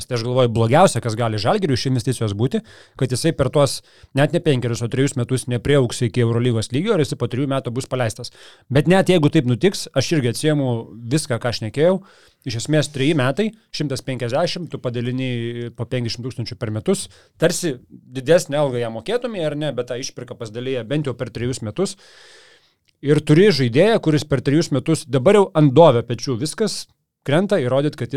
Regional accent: Aukštaitija, Lithuania; accent: Aukštaitian; pasakiau kaip aukštaitis

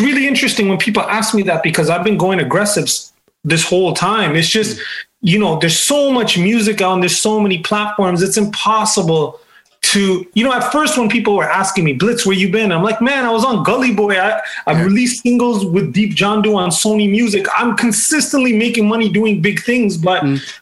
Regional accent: Toronto, Ontario, Canada; born or raised there

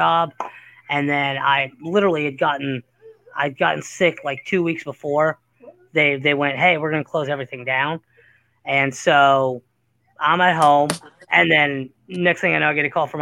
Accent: Cincinnati, Ohio, United States; I'm from Cincinnati

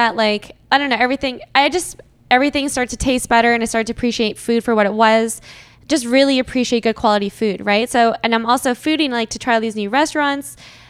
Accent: Boston, Massachusetts, United States; now in Toronto, Canada; I grew up in the States actually. I'm from Boston. I grew up for 10 years.

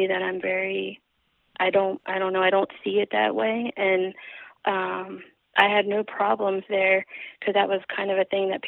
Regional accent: Baltimore, Maryland, United States; moved away as an adult; also born or lived in Essex, Maryland / Greenville, Kentucky; growing up in Baltimore, kind of in the neighborhoods that I did

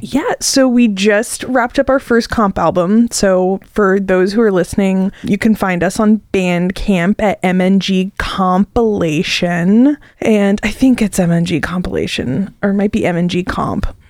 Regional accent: Arcola, Illinois, United States; moved away as an adult; now in Champaign-Urbana, United States; I moved back to the area from my hometown of Arcola

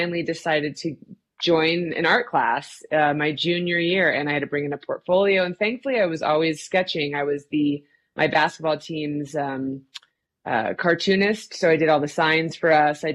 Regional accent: Austin, Texas, United States; now in Albuquerque, United States; I grew up in Austin, Texas

